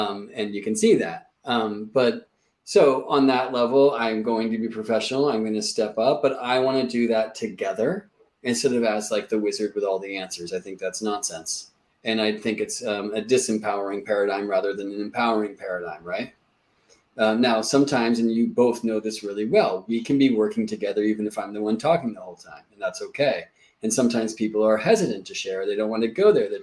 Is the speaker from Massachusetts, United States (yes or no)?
yes; Boston, Massachusetts, United States; now in El Sobrante, United States; I was born in Boston, Massachusetts. I now live in California